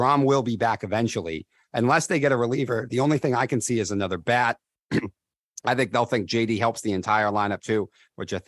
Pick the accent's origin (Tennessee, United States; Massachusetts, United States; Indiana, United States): Massachusetts, United States; Boston; We're from Boston